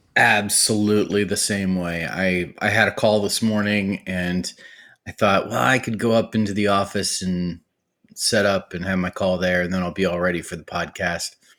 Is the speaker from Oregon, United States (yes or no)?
no; Cleveland, Ohio, United States; I was born and raised in Cleveland, Ohio.